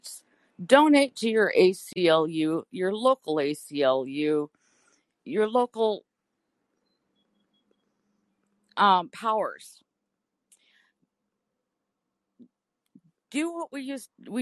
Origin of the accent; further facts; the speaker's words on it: Alaska, United States; as a first-generation American, I was born here in Alaska